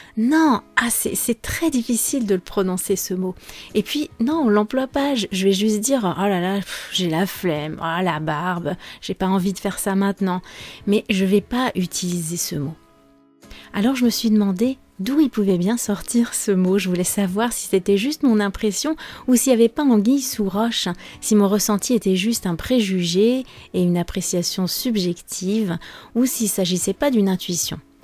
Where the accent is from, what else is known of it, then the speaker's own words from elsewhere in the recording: France; je suis française